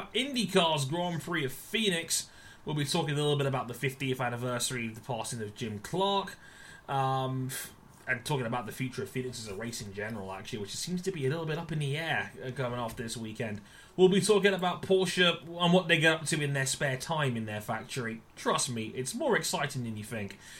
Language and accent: English; United Kingdom; I'm British